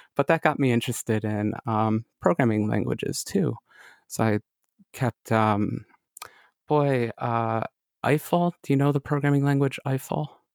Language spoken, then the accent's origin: English; Lockport, New York, United States; a little town called Lockport